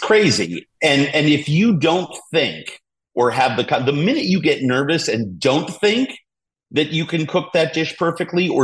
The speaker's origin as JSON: {"language": "English", "region": "New York", "country": "United States", "tie": "born or raised there", "said": "I born and raised in New York"}